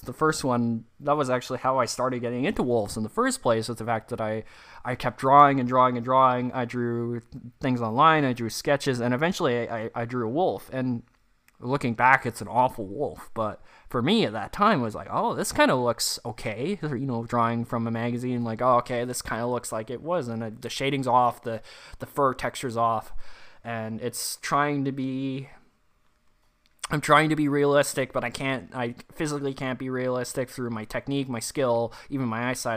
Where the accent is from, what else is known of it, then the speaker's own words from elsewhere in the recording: Canada; accent: Canadian English; first language English; I'm obviously English born, uh, Canadian English